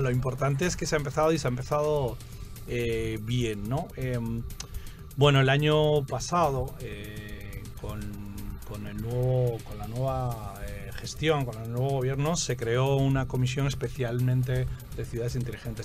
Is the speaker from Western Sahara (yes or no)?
no; Spain; moved away as an adult; now in Santo Domingo Este, Dominican Republic; yo soy de España, pero llevo aquí ya 10 años.